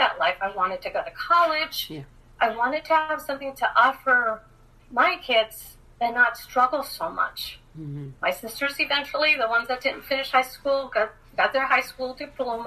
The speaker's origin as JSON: {"language": "English", "town": "Los Angeles", "region": "California", "country": "United States", "tie": "born or raised there", "said": "growing up in Los Angeles with a single parent"}